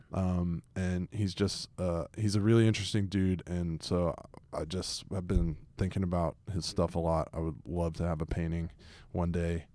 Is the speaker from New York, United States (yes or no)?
no; Atlanta, Georgia, United States; growing up in Atlanta